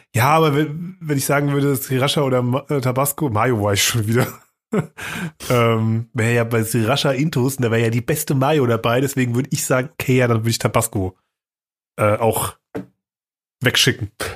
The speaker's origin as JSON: {"language": "German", "country": "Germany", "said": "als Deutscher oder als Europäer"}